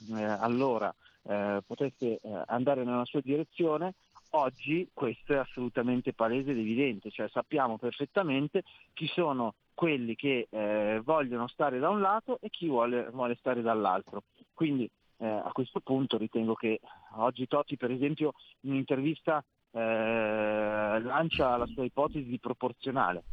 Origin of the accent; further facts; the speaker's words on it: Milan, Lombardy, Italy; sono milanese